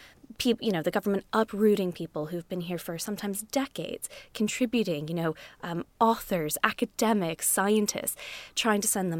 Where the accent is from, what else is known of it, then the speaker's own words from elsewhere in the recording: Connecticut, United States; I was born and raised in Connecticut, right outside of New York, so I'm very, very familiar with the city.